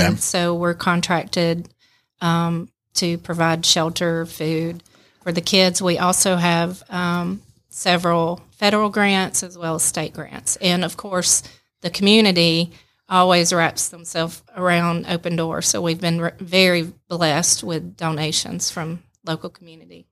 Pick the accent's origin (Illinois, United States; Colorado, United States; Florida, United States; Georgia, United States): Georgia, United States; Rome; I was born and raised in Rome